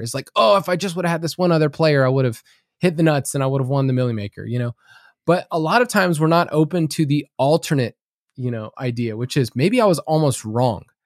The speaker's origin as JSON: {"language": "English", "region": "the South", "country": "United States", "said": "I'm from the South"}